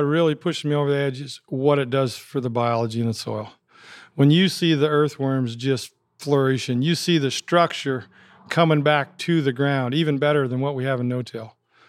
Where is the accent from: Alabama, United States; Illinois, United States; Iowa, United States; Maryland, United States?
Iowa, United States; Highland Township; We grew up out in Highland Township.